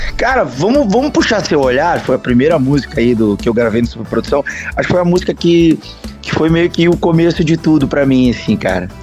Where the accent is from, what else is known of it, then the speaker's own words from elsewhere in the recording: Bento Gonçalves, Rio Grande do Sul, Brazil; Eu, eu sou natural de Bento Gonçalves, tá? Serra Gaúcha